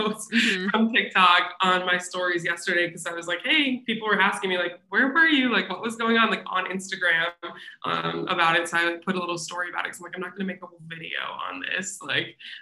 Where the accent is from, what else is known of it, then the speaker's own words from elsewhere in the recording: Minnesota, United States; moved away; I'm from Minnesota, lived there at the time